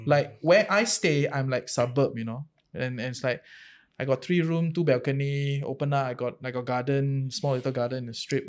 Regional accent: Singapore; moved away; I come from Tampines

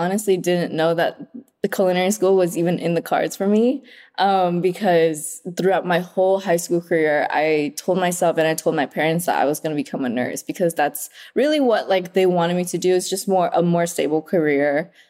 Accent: Vietnam; born or raised there; moved away

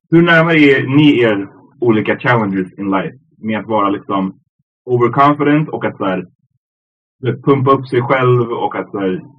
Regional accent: Sweden; som svensk

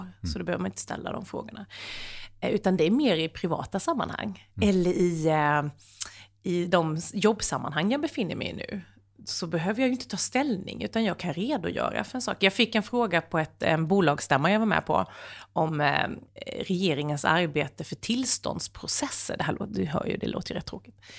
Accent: Sweden; jag är ju ändå svensk

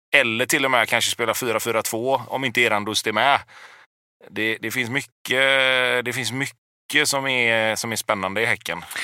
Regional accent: Gothenburg, Västra Götaland, Sweden; jag är uppväxt på Hisingen

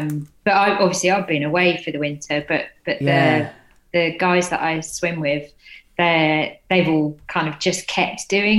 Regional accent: Cambridgeshire, East of England, United Kingdom; moved away as an adult; also born or lived in London; now in Poole, United Kingdom; Not originally, no. I'm from East Anglia, so I was born in London, grew up in Cambridgeshire, but I've been living here for about 7 years. I think it's home now.

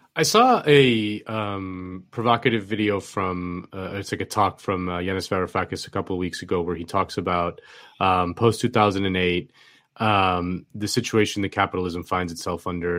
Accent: Miami, Florida, United States; I'm from Miami

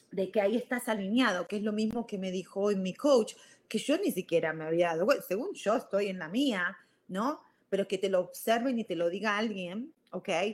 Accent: Argentina; moved away as an adult; also born or lived in Virginia, United States; now in United States; soy de Argentina, ustedes ya lo saben, yo a los 18 años me fui a, vine acá a Estados Unidos y viví en Virginia

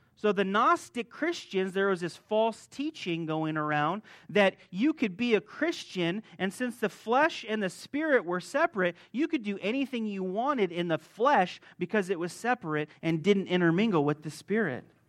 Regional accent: Las Vegas, Nevada, United States; moved away as an adult; also born or lived in Hungary / Croatia; I'm originally from Las Vegas. I was born here.

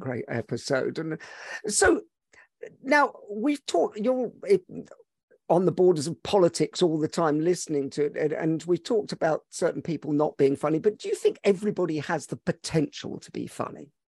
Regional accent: Scotland, United Kingdom; I'm Scottish and Hungarian

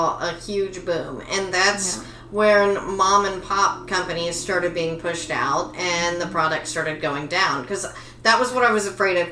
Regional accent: Tyler, Texas, United States; now in California, United States; my hometown of Tyler, Texas

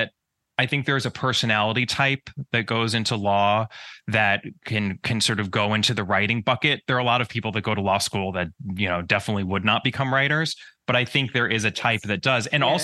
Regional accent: New York, United States; So I grew up in the suburbs of New York. In the States, we call it the tri-state area. It's New York, New Jersey, and Connecticut.

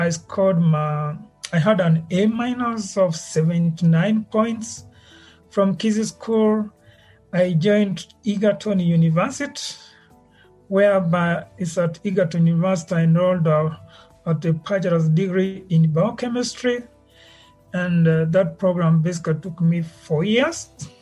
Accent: Nyamira County, Kenya; also born or lived in Germany; I was born in Nyamira County, and I come from Burabu settlement scheme

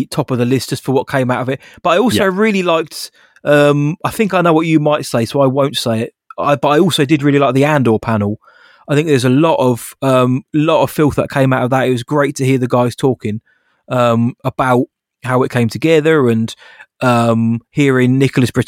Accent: United Kingdom; we're British

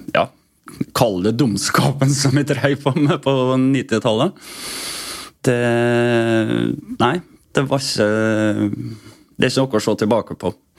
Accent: Vestnes, Møre og Romsdal, Norway; Jeg er oppvokst på Vestnes.

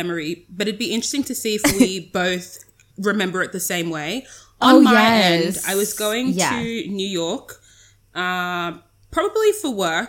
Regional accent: Sydney, New South Wales, Australia; I'm from Sydney, Australia, but I'm very African.

